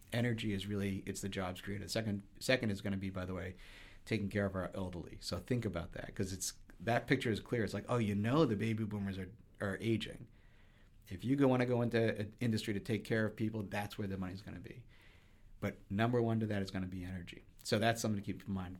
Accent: just outside of Boston, Massachusetts, United States; I grew up just outside of Boston.

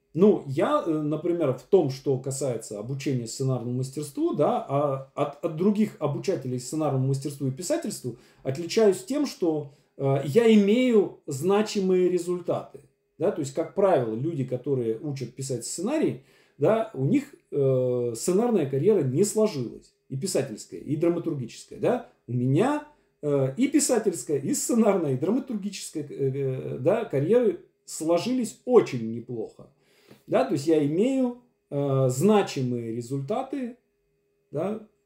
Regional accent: Syamzha, Vologda Oblast, Russia; now in Moscow, Russia; Я чувак из Сямжи, из деревни Вологодской области, который э, приехал в Москву и стал известным драматургом

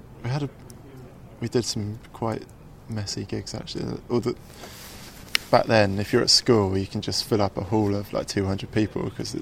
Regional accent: Chesham, South East England, United Kingdom; I grew up in Buckinghamshire. My parents still live there

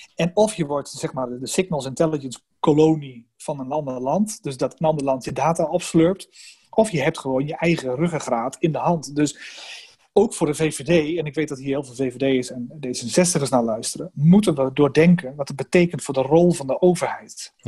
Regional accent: Netherlands; wij als Nederlanders

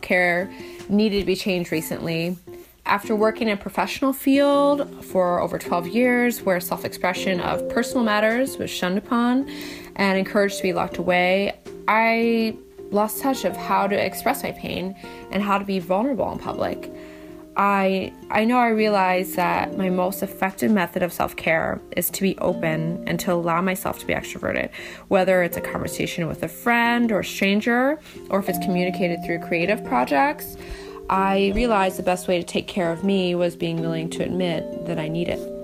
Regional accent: Fort Wayne, Indiana, United States; I'm from Fort Wayne, Indiana.

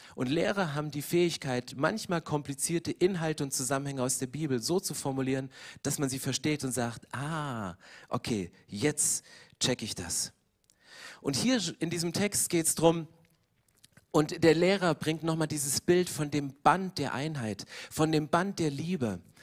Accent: East Germany, Germany; Ich komme aus dem Osten

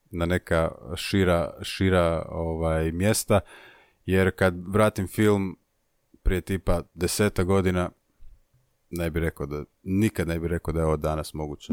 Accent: Zagreb, City of Zagreb, Croatia; imam 27 godina, dolazim iz Zagrebačke Dubrave

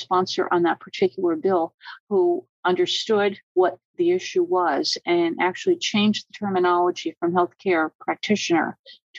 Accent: Hershey, Pennsylvania, United States; I'm from Hershey

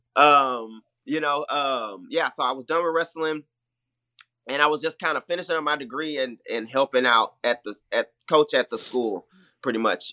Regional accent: Houston, Texas, United States; also born or lived in Milwaukee; I'm from Houston

